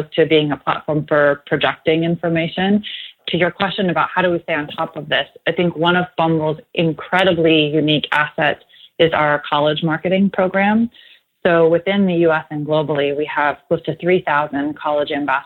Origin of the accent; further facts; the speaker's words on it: New Jersey, United States; also born or lived in Los Angeles; now in Austin, United States; I'm actually from New Jersey, so this isn't home for me